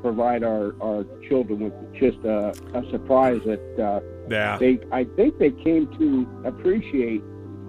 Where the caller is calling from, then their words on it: Anchor Point, Alaska, United States; Good morning. … from Anchor Point.